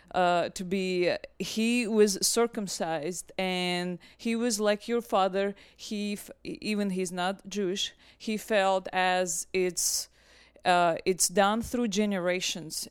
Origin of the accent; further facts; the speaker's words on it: Russia; now in United States; I'm originally from Russia